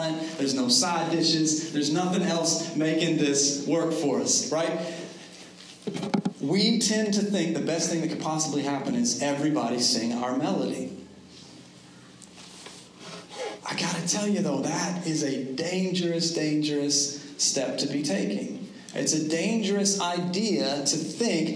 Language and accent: English; United States